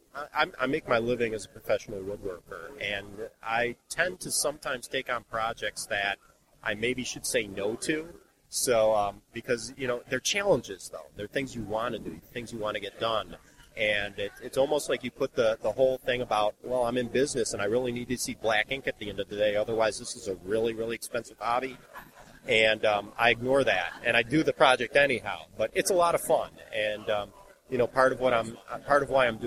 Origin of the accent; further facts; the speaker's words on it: Buffalo, New York, United States; moved away; I'm originally from Buffalo, New York